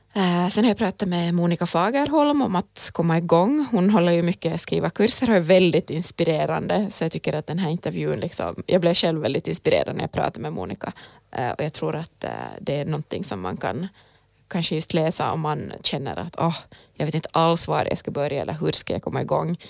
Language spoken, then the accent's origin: Swedish; Finland; för mig som är finlandssvensk